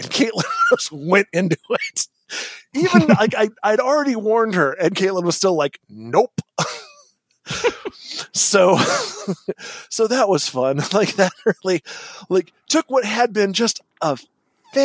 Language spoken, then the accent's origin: English; California, United States; moved away as an adult; another Californian expat